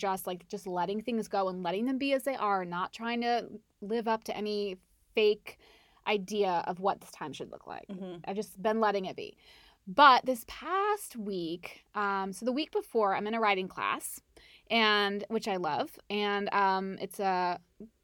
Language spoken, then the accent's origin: English; North Carolina, United States; I'm from Charlotte. Well, not from Charlotte, but I'm from North Carolina